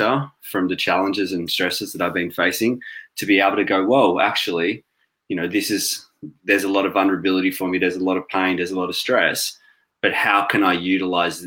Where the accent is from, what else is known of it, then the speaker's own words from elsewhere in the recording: Australia; moved away as an adult; now in London, United Kingdom; I'm sure most of you can already tell from my accent that I'm not from the UK